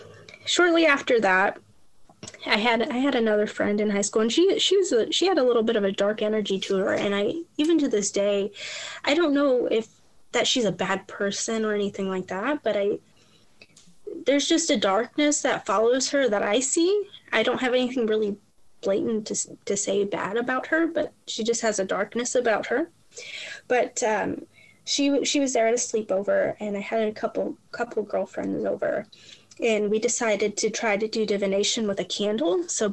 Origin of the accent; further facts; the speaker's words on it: Toledo, Ohio, United States; now in Louisville, United States; Like I said, we moved to Louisville, so we had family back home, and we're originally from Toledo, Ohio.